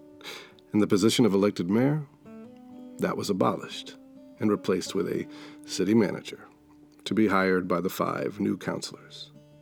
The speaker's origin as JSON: {"language": "English", "region": "Maine", "country": "United States", "said": "my home state of Maine"}